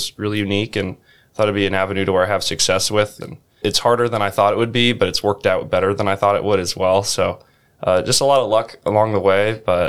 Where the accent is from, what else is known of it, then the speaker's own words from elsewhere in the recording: Iowa City, Iowa, United States; I grew up in Iowa City